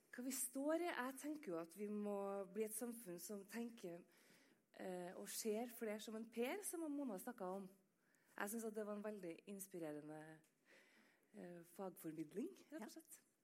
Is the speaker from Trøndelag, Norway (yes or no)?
yes; Trøndelag, Norway; Jeg er jo trønder